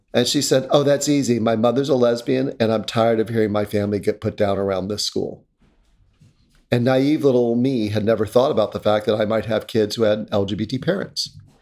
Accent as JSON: {"language": "English", "region": "North Carolina", "country": "United States", "tie": "born or raised there", "moved": "yes", "lives_now": "Connecticut, United States", "said": "When I was a little kid growing up in North Carolina in the nineteen seventies"}